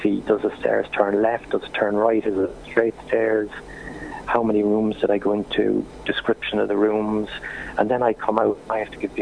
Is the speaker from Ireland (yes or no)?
yes; Cork, Munster, Ireland; I'm from Cork